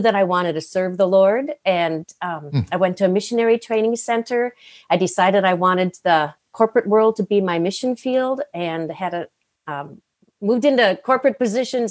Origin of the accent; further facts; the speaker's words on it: Climax, Minnesota, United States; my home was in a little town in northwestern Minnesota called Climax, Minnesota.